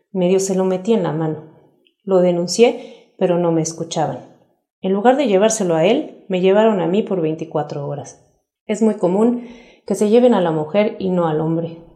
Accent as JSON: {"language": "Spanish", "country": "Honduras", "moved": "as an adult", "said": "mejor me fui de Honduras. Iba a traer a mis hijos más pequeños, pero no podía sacarlos del país."}